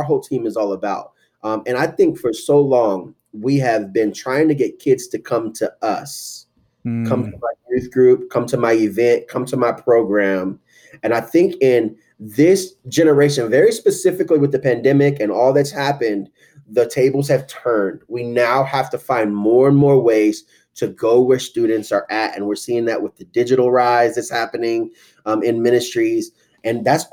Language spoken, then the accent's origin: English; Tulsa, Oklahoma, United States; I grew up in Tulsa, Oklahoma, which is the Bible Belt